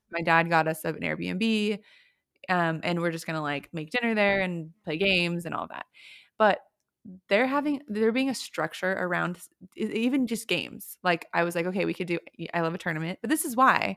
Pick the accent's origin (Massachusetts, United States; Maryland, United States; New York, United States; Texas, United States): Texas, United States; Houston; now in Austin, United States; I grew up in Houston